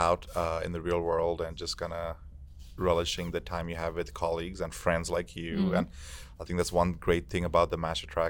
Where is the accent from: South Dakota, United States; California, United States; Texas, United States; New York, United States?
Texas, United States; San Antonio; I'm from San Antonio